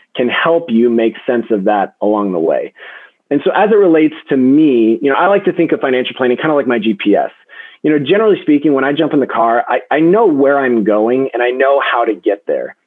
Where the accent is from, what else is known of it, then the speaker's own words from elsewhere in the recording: Denver, Colorado, United States; I was born and raised in Denver. I'm a Colorado native